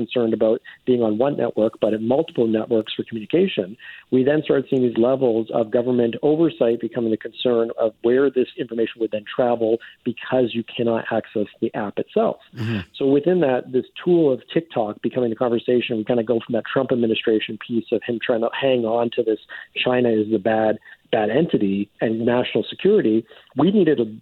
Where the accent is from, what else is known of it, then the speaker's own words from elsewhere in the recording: Canada; as a Canadian